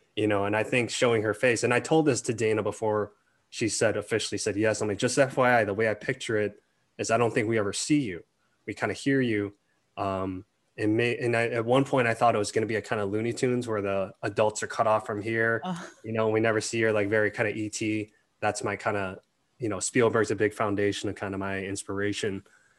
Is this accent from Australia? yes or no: yes; Melbourne, Victoria, Australia; also born or lived in Malaysia; look, I grew up in Melbourne, but it's like, I was born in Malaysia, but this is how I talk.